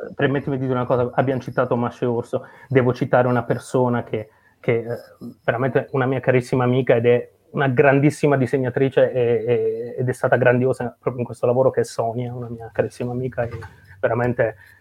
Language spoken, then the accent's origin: Italian; Potenza, Basilicata, Italy; io sono nato e cresciuto a Potenza, in Basilicata